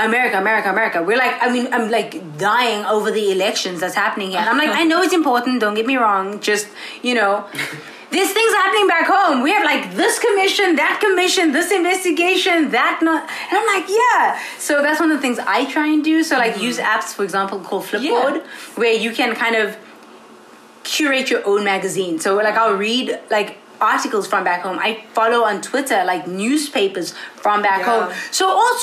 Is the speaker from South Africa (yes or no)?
yes; South Africa; accent: South African; first language English; moved away as an adult; now in Ithaca, United States; as a South African English speaker